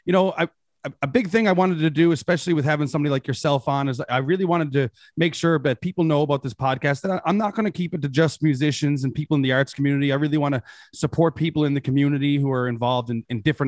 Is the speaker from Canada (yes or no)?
yes; Mount Pearl, Newfoundland and Labrador, Canada; we both grew up in Mount Pearl together